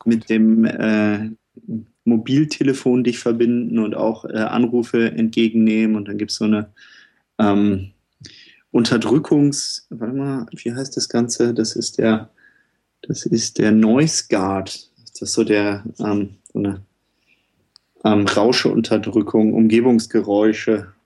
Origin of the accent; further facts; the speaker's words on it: Düsseldorf, North Rhine-Westphalia, Germany; moved away as an adult; now in Berlin, Germany; ich bin kein Düsseldorfer mehr. Nach zehn Jahren in Berlin